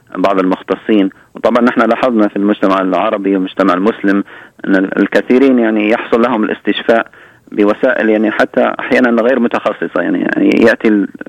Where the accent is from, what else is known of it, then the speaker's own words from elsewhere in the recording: Libya; moved away; ذهبت الى ليبيا لان بلدي الام